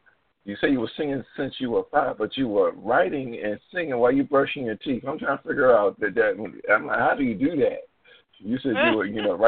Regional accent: Philadelphia, Pennsylvania, United States; moved away as an adult; now in Baltimore, United States; I'm a Philadelphian by trick, you know, by heart, but I moved here like 16, 17 years ago

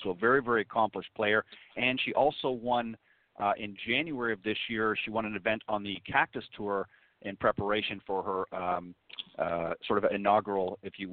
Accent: Canada; I'm also from Canada

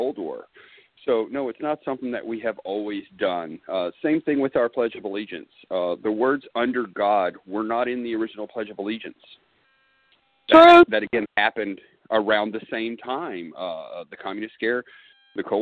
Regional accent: Arkansas, United States; I grew up here in Arkansas

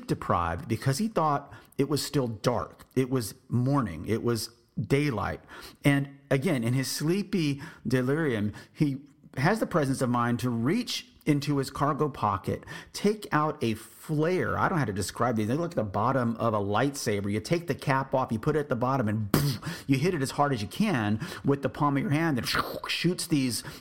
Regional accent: San Antonio, Texas, United States; I'm from San Antonio, Texas

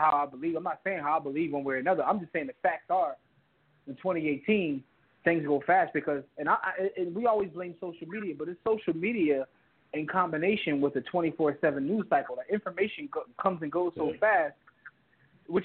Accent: Philadelphia, Pennsylvania, United States; I've been born and raised in Philadelphia, been here forever

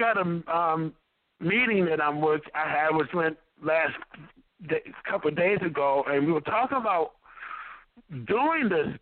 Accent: near Detroit, Michigan, United States; I'm from Michigan, too, near Detroit.

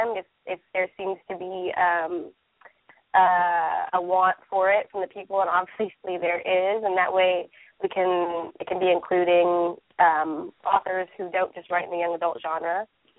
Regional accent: Midwest, United States; now in East Coast, United States; I'm actually from the Midwest, which is similar to the South, but I live on the East Coast now

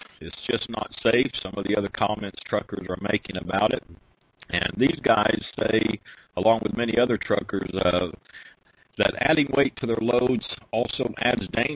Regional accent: Oklahoma, United States; now in Florida, United States; my home state of Oklahoma

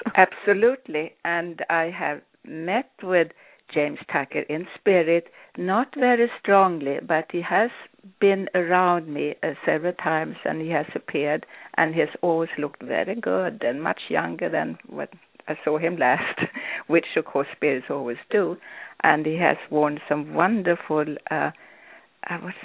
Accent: Sweden; I was born in Sweden

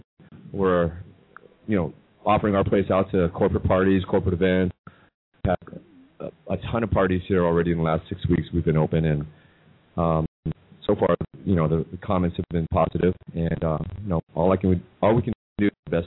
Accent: Seattle, Washington, United States; I'm originally from Seattle

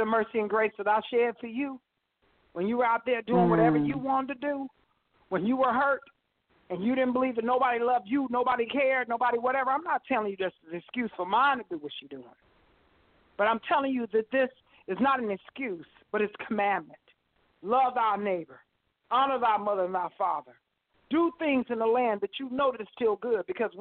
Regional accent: Las Vegas, Nevada, United States; moved away; I'm from Las Vegas.

